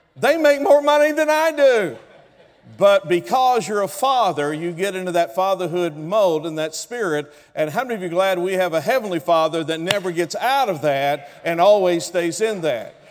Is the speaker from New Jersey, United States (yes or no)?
no; Oklahoma, United States; I come from Oklahoma. I'm an original redneck from Oklahoma